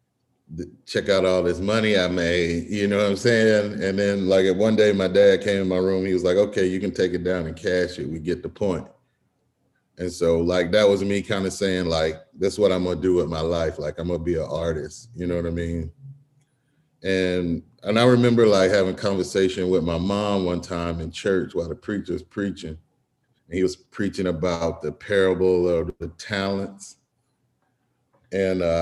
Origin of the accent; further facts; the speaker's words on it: Florence, Alabama, United States; now in Atlanta, United States; I'm from Florence, Alabama. Grew up there, and I live and work in Atlanta now